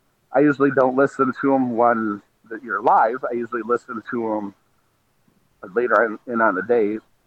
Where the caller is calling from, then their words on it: Michigan, United States; I'm listening in from Michigan